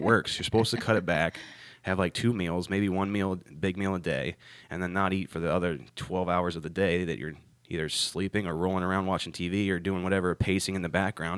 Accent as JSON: {"language": "English", "region": "Ohio", "country": "United States", "moved": "as an adult", "lives_now": "North Carolina, United States", "said": "I'm from Ohio originally"}